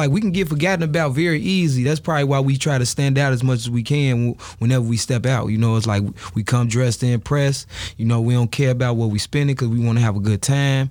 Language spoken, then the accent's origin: English; Chicago, Illinois, United States; I'm from L-Town, you know what I'm saying? Austin area, to be specific.